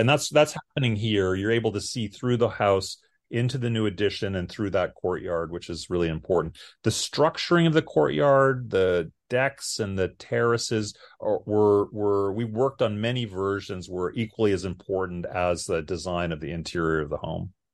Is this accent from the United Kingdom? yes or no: no; Canada; moved away as an adult; now in Austin, United States; I'm Canadian, I'm from the north